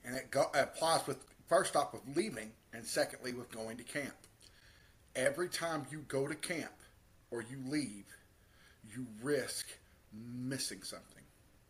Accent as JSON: {"language": "English", "town": "Henderson", "region": "Kentucky", "country": "United States", "said": "I come from a little town called Henderson, Kentucky. We're near Evansville, Indiana."}